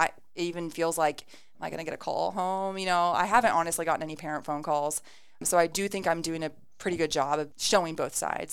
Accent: Ada, Ohio, United States; I moved to Ada when I was in third grade and graduated from Ada.

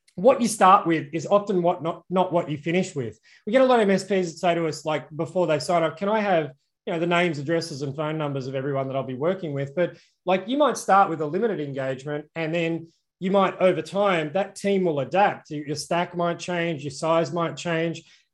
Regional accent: Australia; I'm obviously Australian

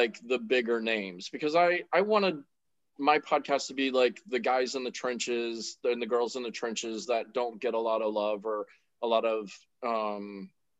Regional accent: Central Florida, United States; also born or lived in Miami, Florida; I was born in Miami. And then we moved up here to Central Florida when I was, like middle school age. And then I've been here the whole time.

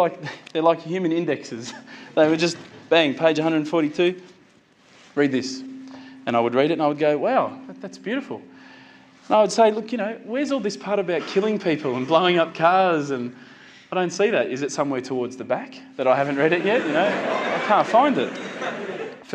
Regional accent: Australia; as an Aussie

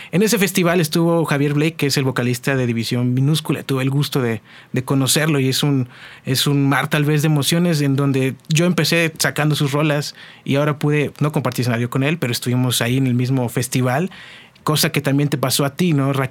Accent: Veracruz, Mexico; soy veracruzano, eso sí, sería un delito.

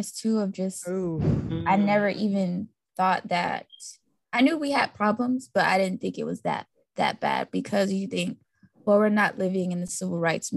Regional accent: Florida, United States; That's my home state too

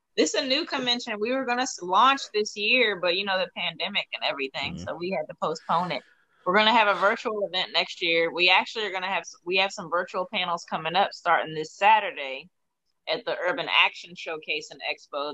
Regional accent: Washington, District of Columbia, United States; How do I not have a DC accent? I'm from here.

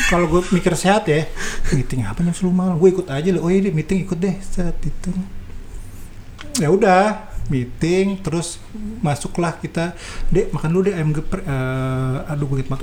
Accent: Bogor, West Java, Indonesia; gue banget orang Bogor mbak orang Bogor

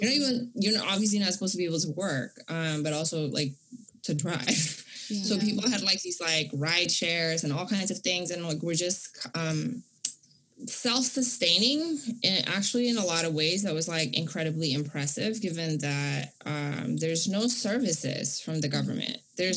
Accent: Vancouver, British Columbia, Canada; So it was hard for me growing up in Vancouver because my family was like super working class, like actually like below poverty line, and sort of like the other Indonesians are like wealthy

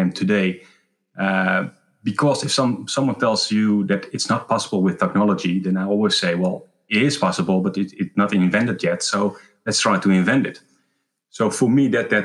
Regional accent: Netherlands; I was born in Horen, a small place in the Netherlands.

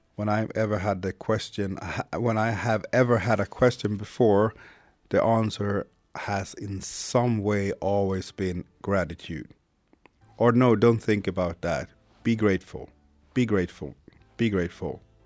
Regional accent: Sweden; first language Swedish; English is a second language; also born or lived in Haiti; I was born in Haiti in 1980, came to Sweden in 1981. I was about eight or nine months when I came to Sweden.

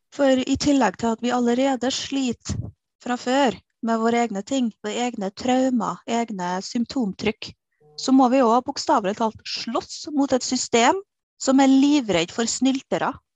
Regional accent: Kristiansund, Møre og Romsdal, Norway; now in Trondheim, Norway; Jeg er opprinnelig fra Kristiansund

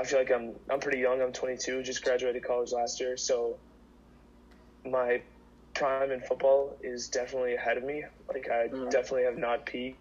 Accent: Minnesota, United States; I'm from Minnesota

